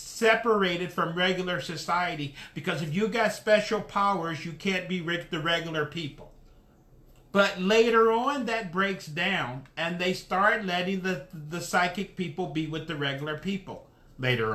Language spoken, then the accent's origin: English; Dayton, Ohio, United States; moved away; When I'm from Dayton, Ohio. When I was in Dayton, Ohio, I left Dayton, Ohio in 1980. In Dayton, Ohio, when I was growing up, it was just black and white